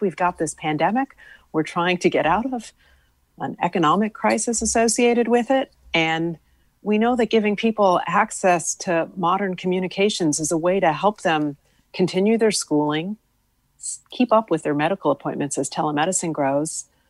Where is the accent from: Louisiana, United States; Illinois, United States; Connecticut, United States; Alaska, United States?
Connecticut, United States; West Hartford; when I was growing up in West Hartford